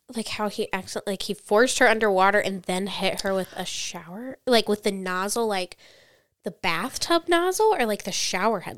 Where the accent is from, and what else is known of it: United States